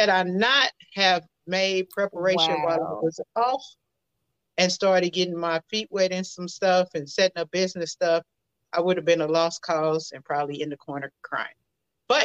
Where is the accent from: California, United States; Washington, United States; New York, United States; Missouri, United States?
Missouri, United States; St. Louis; now in Houston, United States; I'm originally from St. Louis. I'm residing in the Houston area right now